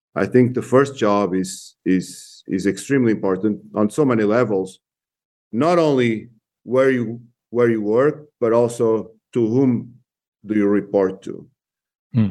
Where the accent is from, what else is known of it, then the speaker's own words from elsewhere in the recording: Portugal; moved away as an adult; also born or lived in Spain / England / Germany / Brazil; now in United States; I was born in Portugal